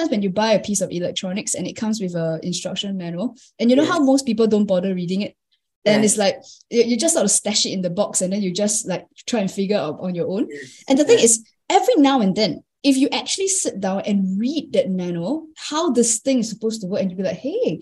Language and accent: English; Singapore; I'm Singaporean. And I think if I'm counting my blessings, I've been lucky enough to be brought up in an English-speaking environment. we're also very modern, very cosmopolitan in Singapore.